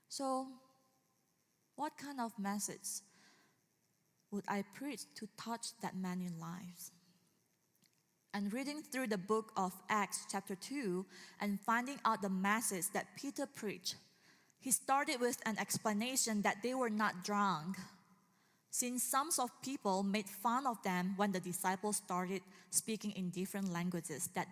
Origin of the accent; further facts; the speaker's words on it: Indonesia; moved away; I'm from Indonesia